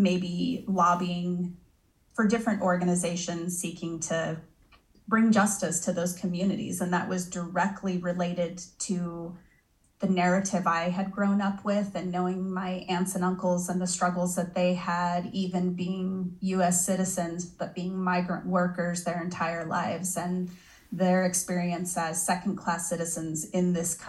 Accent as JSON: {"language": "English", "area": "Silver Valley", "region": "Idaho", "country": "United States", "tie": "born or raised there", "lives_now": "Boise, United States", "said": "I'm an Idaho kid. I was born and raised in the Silver Valley. So the panhandle of Idaho is where I grew up"}